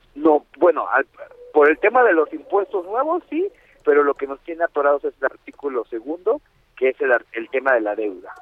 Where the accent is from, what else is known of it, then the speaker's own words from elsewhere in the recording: Ecatepec, State of Mexico, Mexico; Yo soy de Catepec